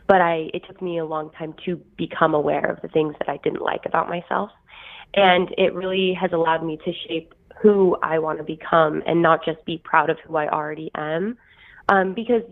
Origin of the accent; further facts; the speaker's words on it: Idaho, United States; I am literally from Idaho. I was a potato, like, I did potato farming when I was growing up